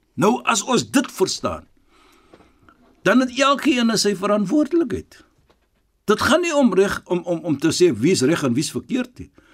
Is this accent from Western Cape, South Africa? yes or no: yes; Western Cape, South Africa; Ons is van die Kaap